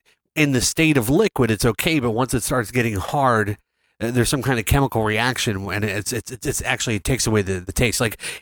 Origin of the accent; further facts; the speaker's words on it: Vietnam; I'm from Vietnam. And we have this juice.